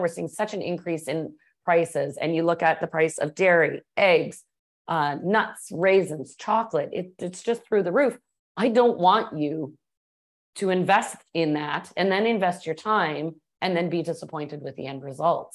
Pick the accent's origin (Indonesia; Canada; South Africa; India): Canada; Toronto, Ontario; moved away as an adult; also born or lived in Atlanta / Texas / Colorado / New Orleans; I was born in Atlanta, grew up in Toronto, went back to the States to work and cook a bit